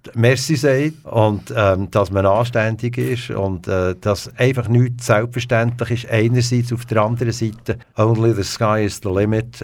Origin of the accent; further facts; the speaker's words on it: Bern, Switzerland; moved away as an adult; also born or lived in Bümpliz / England / Alaska / Bahamas; Ich bin äh, in Bern geboren. Nachher sind wir gerade nach Pümplitz gezögert ja. und äh, bin dort äh, in der Primarschule, bin nachher aber in der Stadt äh, Bern ins Progymnasium